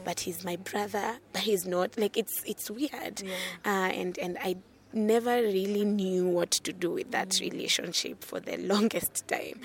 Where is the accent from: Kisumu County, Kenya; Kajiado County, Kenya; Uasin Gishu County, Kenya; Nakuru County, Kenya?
Kisumu County, Kenya; Kisumu; also born or lived in Nairobi; now in Kiambu, Kenya; I am from Kenya. I grew up in Kisumu, which is the lakeside city of Kenya, but I currently live